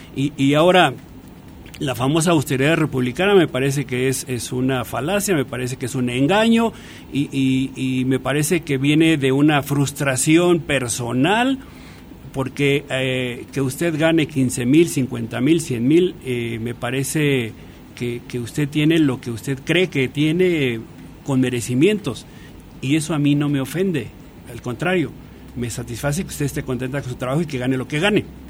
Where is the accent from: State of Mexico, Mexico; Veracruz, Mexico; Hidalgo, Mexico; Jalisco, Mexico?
Hidalgo, Mexico; Valle del Mezquital; moved away; also born or lived in Mexico City; soy egresado del Valle del Mezquital, una zona muy pobre del estado de Hidalgo